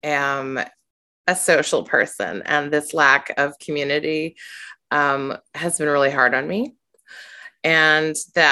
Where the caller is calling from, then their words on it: Victoria, British Columbia, Canada; and I am joining you from the traditional territory of the Lekwungen people, which is Vic West is where I am in British Columbia.